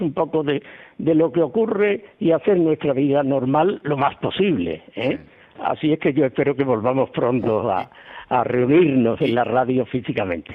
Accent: Andalusia, Spain; yo siempre decía, lo primero, europeo, y después español, y después andaluz.

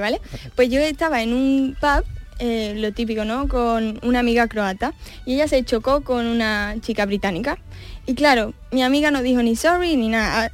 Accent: Spain; Como española

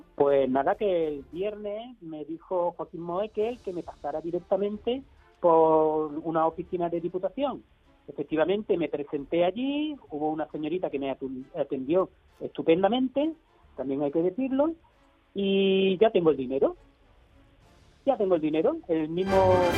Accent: Seville, Andalusia, Spain; somos de Sevilla

